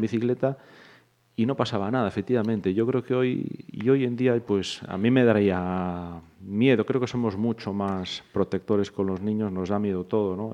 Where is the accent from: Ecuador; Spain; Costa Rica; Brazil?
Spain; Santiago de Compostela, Galicia; moved away as an adult; now in Pontevedra, Spain; yo soy de Santiago de nacimiento, me creé allí, estudié allí